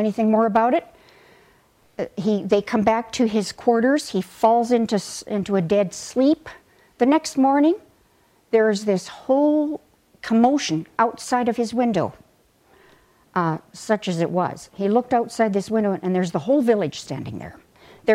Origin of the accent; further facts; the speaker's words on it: Sylvan Lake, Alberta, Canada; I was growing up in Sylvan Lake